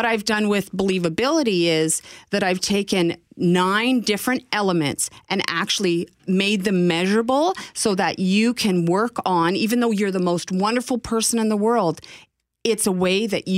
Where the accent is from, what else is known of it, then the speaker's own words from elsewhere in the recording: Northwestern Ontario, Canada; when I was a child growing up in Northwestern Ontario